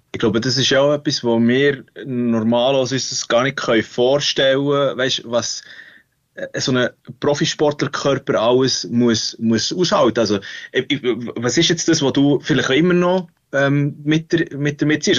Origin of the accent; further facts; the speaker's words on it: Switzerland; als Schweizer